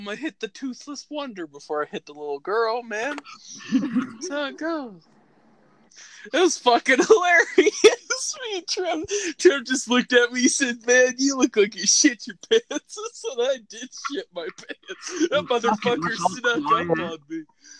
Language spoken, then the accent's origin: English; Colesville, United States; Yes, officer, I'm from Colesville.